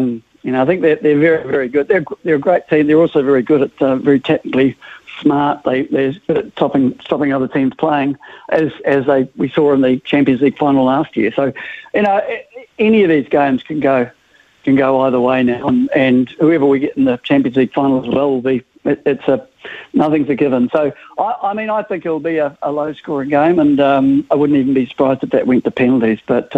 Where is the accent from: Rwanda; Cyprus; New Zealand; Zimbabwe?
New Zealand; accent: New Zealand; also born or lived in Liverpool, England; I came out here when I was young, so... So I'm a Kiwi, sort of, you know, 95% of the time